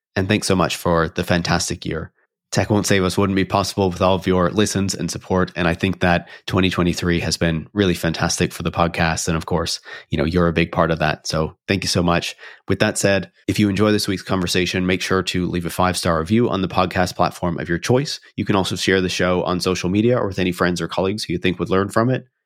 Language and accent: English; Canada; being Canadian